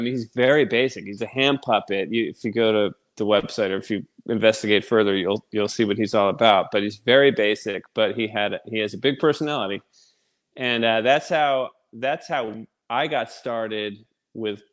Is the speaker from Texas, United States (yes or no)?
yes; Texas, United States; I'm from Texas